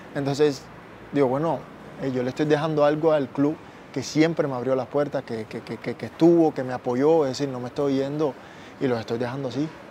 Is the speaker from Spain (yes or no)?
no; Cuba; moved away as an adult; now in Costa Rica; de donde yo vengo, que es Cuba